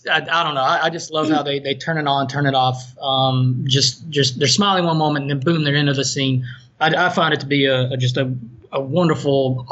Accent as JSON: {"language": "English", "town": "Asheville", "region": "North Carolina", "country": "United States", "tie": "born or raised there", "accent": "Southern", "said": "we're both from Asheville, North Carolina. It's just I kept my accent."}